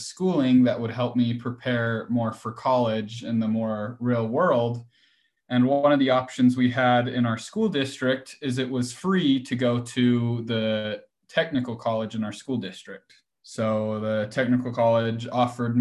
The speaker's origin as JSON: {"language": "English", "town": "Ogden", "region": "Utah", "country": "United States", "said": "I'm from Ogden, Utah."}